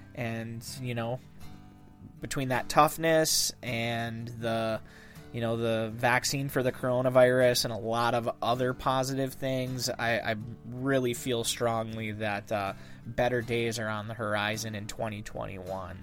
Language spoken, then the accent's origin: English; Dickinson County, Upper Peninsula, Michigan, United States; accent: Yooper; living back in my hometown